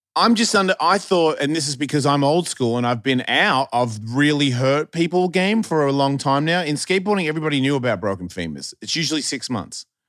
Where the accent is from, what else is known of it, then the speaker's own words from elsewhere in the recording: Australia; I'm from Australia.